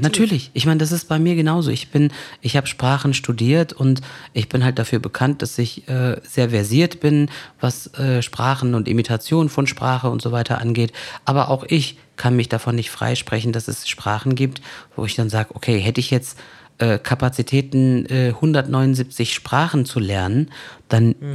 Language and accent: German; Koblenz, Rhineland-Palatinate, Germany; ich bin gebürtig aus dem Raum Koblenz, äh, ich bin auch in Deutschland geboren und aufgewachsen